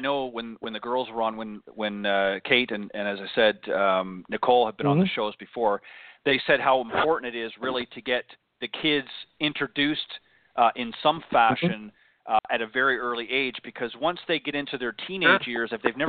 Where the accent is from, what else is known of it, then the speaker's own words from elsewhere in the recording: Canada; I'm originally from Canada, so we played quite